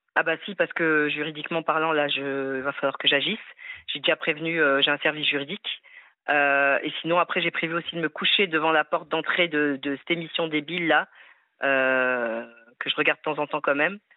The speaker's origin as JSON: {"language": "French", "country": "France", "said": "Je suis française, fière de l'être, avec des origines maghrébines."}